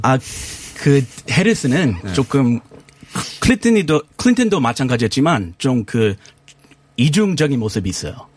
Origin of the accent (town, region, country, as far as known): United States; Korean is a second language; now in South Korea